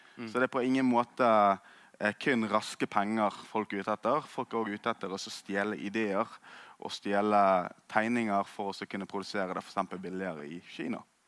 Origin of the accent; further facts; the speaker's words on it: Norway; jeg som nordmann